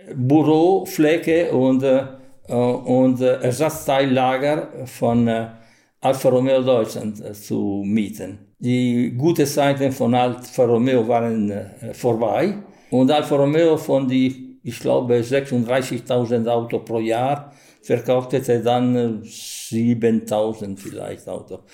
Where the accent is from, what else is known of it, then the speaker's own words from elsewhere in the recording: Modena, Emilia-Romagna, Italy; German is a second language; also born or lived in Germany; ich habe immer gesagt, Modena